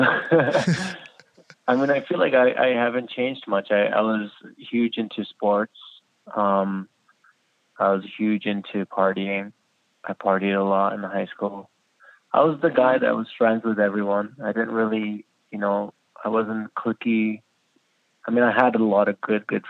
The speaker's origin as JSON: {"language": "English", "town": "Kitchener", "region": "Ontario", "country": "Canada", "tie": "born or raised there", "also_born_or_lived": "Iraq", "lives_now": "Toronto, Canada"}